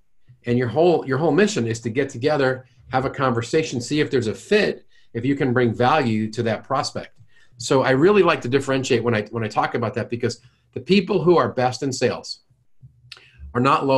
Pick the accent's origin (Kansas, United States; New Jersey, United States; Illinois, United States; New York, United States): New York, United States; now in St. Louis, United States; I'm from New York and I've lost most of my jerk and most of my accent.